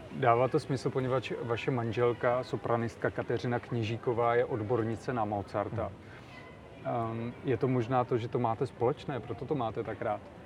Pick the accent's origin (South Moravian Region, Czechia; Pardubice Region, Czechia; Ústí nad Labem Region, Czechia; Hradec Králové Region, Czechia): South Moravian Region, Czechia; Znojmo; to je můj rodný kraj Znojmo